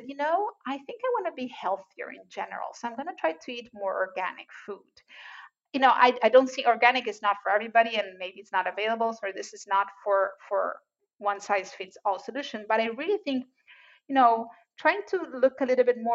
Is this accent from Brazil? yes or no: yes; Brazil; moved away; I'm original from Brazil